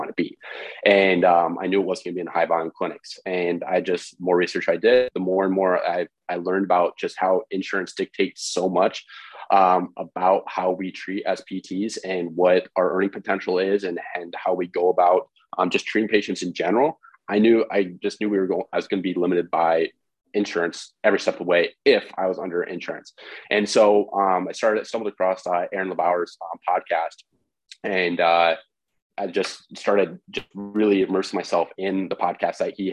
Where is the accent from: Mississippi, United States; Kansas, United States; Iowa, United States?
Iowa, United States; Independence; I grew up in Independence, Iowa, Midwest.